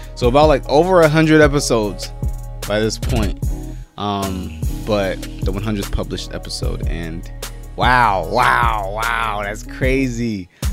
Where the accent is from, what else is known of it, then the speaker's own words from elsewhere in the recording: California, United States; my home state, Cali